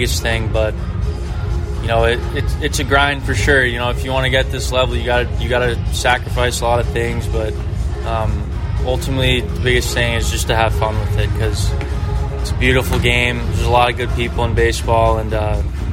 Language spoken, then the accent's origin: English; New York, United States; my hometown